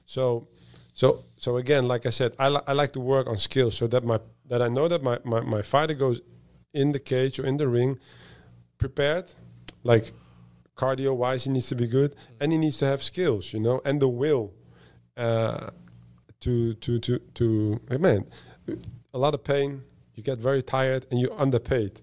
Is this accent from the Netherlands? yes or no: yes; Netherlands; moved away; I'm from the Netherlands